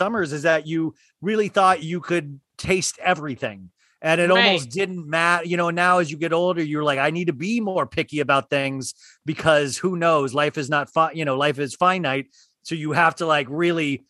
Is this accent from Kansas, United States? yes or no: yes; Kansas, United States; I grew up in Kansas